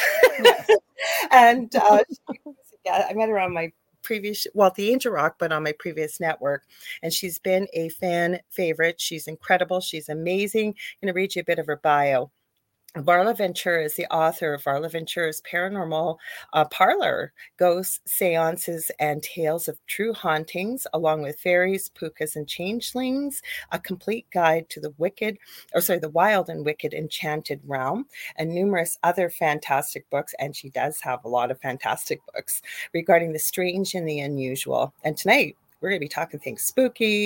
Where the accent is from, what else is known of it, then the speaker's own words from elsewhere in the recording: Canada; I'm a Canadian spiritual psychic medium